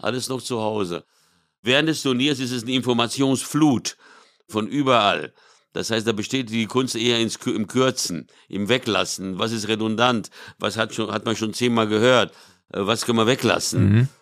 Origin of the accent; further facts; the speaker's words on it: São Paulo, Brazil; moved away; in São Paulo, wo ich aufgewachsen bin